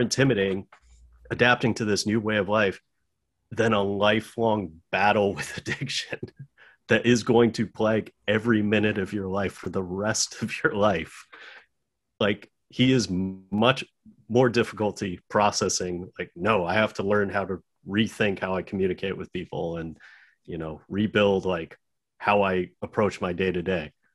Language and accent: English; United States; as an American